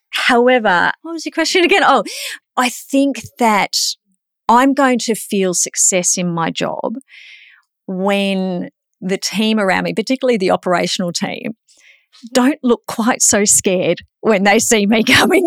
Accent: Queensland, Australia; I'm a Queenslander

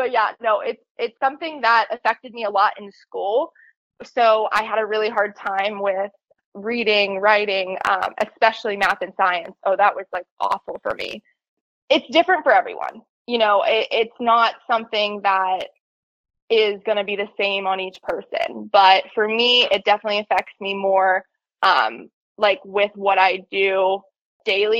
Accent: Pittsburgh, Pennsylvania, United States; I'm from Pittsburgh, Pennsylvania

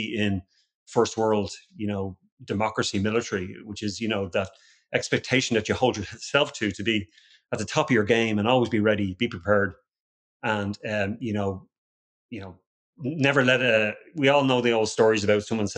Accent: Ireland; moved away as an adult; now in Austin, United States; I was born and raised in Ireland

